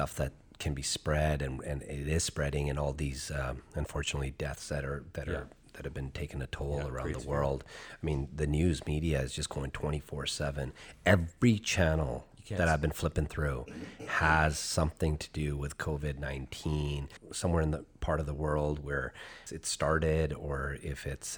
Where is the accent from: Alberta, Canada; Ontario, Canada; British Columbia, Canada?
British Columbia, Canada; Chilliwack; moved away as an adult; now in Seattle, United States; my hometown back in the day